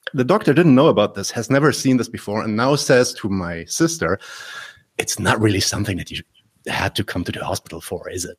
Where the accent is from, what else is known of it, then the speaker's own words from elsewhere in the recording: Berlin, Germany; I'm German born. I'm from Berlin.